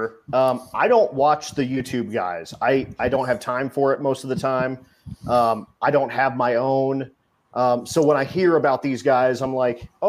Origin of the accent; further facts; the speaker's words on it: Colorado, United States; we're both from Colorado